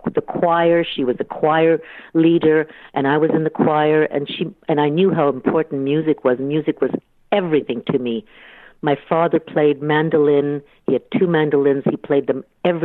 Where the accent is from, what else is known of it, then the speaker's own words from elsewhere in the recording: Ottawa, Ontario, Canada; growing up in Ottawa